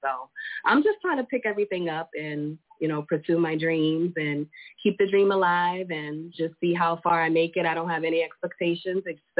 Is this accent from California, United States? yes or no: no; Boston, Massachusetts, United States; now in Springfield, United States; Born and raised in Boston. I live in Springfield, Mass.